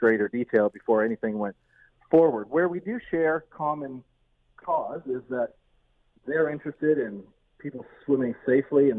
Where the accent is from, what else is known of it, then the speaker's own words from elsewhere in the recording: Peterborough, Ontario, Canada; moved away as an adult; now in Hamilton, Canada; I grew up in Peterborough